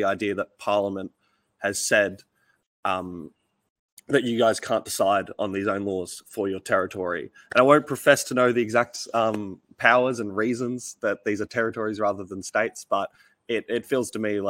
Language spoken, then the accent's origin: English; New South Wales, Australia; I'm happy to raise my hand as the resident New South Welshman